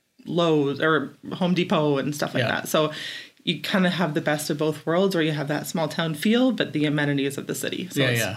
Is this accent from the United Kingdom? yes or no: no; Carleton Place, Ontario, Canada; also born or lived in Barrie; So I'm born and raised in Carleton Place and the rural areas just outside. I grew up in the country. So kind of had that small town iconic way of growing up, and was in the same school with people from kindergarten right through to OAC